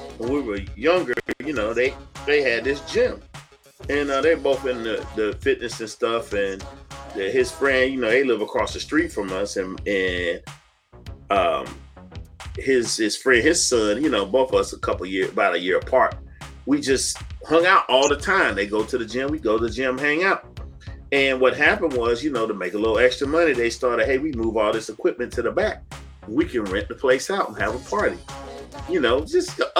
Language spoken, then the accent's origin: English; Kinston, North Carolina, United States; Because where I'm from, Kinston, North Carolina. I'm from Kinston, North Carolina. It's a small town